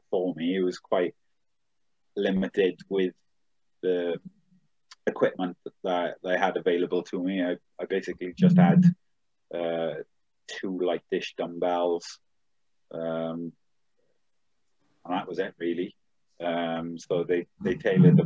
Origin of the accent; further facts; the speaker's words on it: Swansea, Wales, United Kingdom; I'm from Swansea.